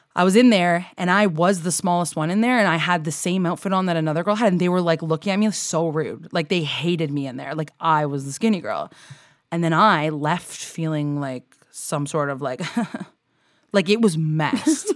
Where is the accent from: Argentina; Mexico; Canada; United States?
Canada